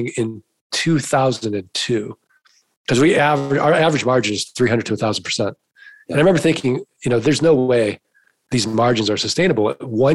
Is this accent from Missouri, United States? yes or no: yes; St. Louis, Missouri, United States; now in Arizona, United States; I'm from St. Louis, Missouri. I'm from the show me state.